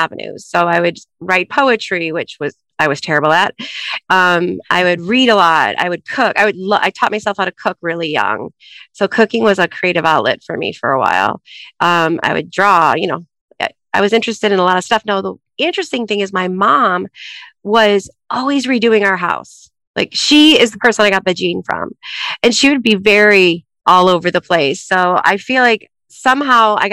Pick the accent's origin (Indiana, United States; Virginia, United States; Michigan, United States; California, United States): Michigan, United States; Troy; now in Chicago, United States; I grew up in Troy, Michigan